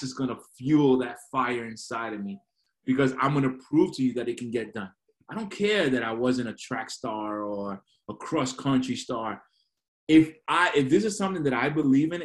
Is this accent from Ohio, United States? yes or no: no; New York City, New York, United States; moved away as an adult; also born or lived in Guayama, Puerto Rico; now in Queens, New York, United States; I grew up in Flatbush, Brooklyn. 23 years I lived in Brooklyn